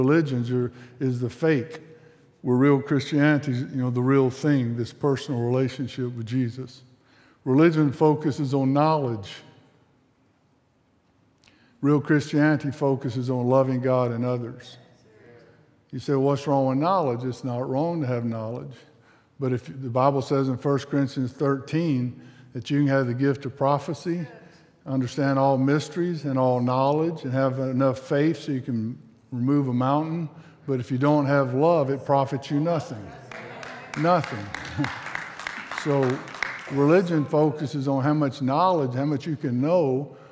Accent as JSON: {"language": "English", "region": "South Mississippi", "country": "United States", "tie": "born or raised there", "said": "I was raised in South Mississippi."}